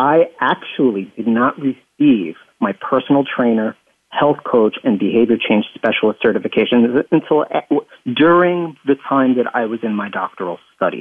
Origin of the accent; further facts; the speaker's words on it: upstate New York, United States; also born or lived in Staten Island, New York; I actually grew up in upstate New York, a relatively rural area